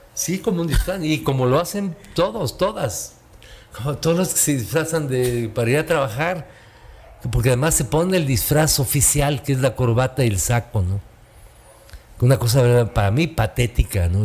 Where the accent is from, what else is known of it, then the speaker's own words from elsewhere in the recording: Tulancingo, Hidalgo, Mexico; yo crecí con una familia en Tulancingo Hidalgo, en mi pueblo natal